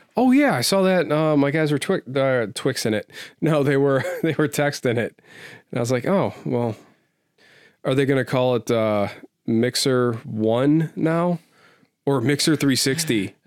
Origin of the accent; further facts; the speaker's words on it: United States; I love being an American.